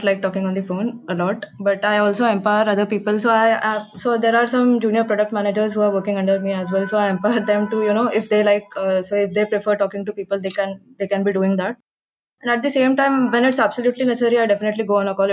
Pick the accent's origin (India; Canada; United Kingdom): India; I'm definitely proud to come from this part of the world.